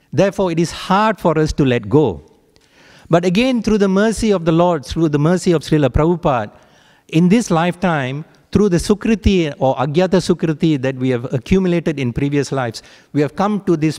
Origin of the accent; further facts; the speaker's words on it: Malaysia; My roots are in subcontinent India, but I was born in Malaysia, and in Malaysia it's like a mini India